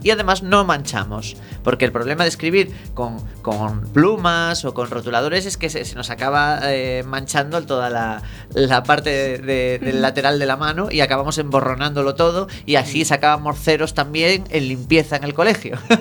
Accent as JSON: {"language": "Spanish", "region": "Galicia", "country": "Spain", "said": "los gallegos, los cómicos gallegos como yo"}